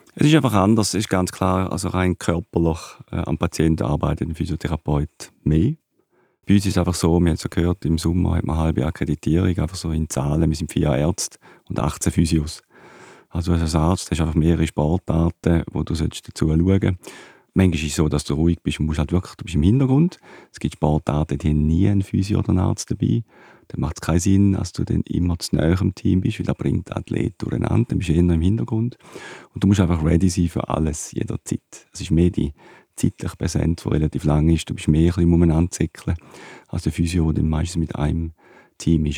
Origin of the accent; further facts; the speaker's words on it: Switzerland; in meinem Heimatdorf, in Dübach